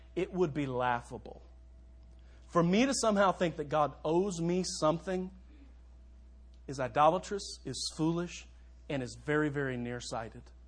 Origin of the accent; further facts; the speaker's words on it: Louisville, Kentucky, United States; moved away as an adult; now in Minster, United States; Louisville, my hometown